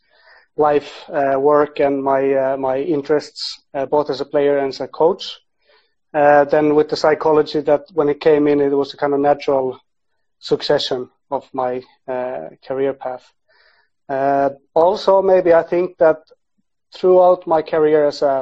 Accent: Finland; moved away; also born or lived in Sweden / Iceland / Liverpool; I was born in Sweden and grew up in Finland, and I'm half Icelandic

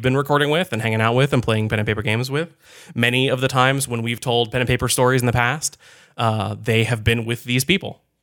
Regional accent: Connecticut, United States; I grew up in Connecticut.

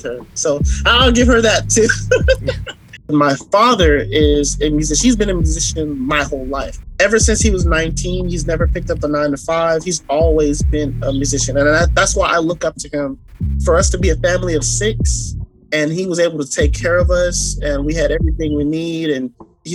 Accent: Bahamas; I'm also from the Bahamas. Bahamas is one of those places that, you know, you go and you meet good people. You know, my culture, I don't know what it is, but it could be the water. I don't know. But we are brought up to just love one another.

